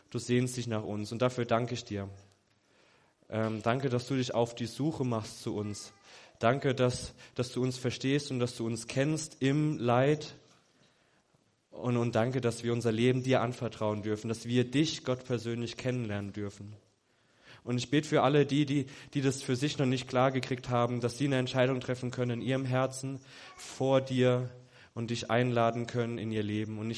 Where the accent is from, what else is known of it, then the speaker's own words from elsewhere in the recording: Germany; mittendrin ich als Weißer, alles Schwarze, ich als Weißer, ich als Deutscher.